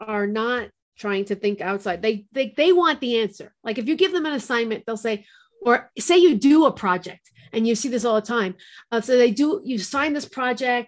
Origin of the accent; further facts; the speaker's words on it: New York, United States; now in New Mexico, United States; As a New Yorker